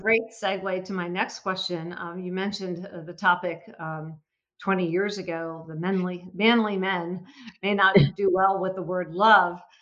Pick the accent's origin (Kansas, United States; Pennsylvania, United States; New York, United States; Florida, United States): Pennsylvania, United States; Philadelphia; I'm from Philadelphia